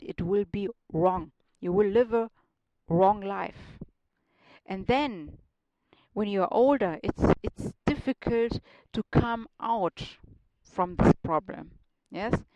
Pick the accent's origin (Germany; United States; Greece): Germany; accent: German; English is a second language; now in Munich, Germany; my German accent sounds a little bit uh, funny.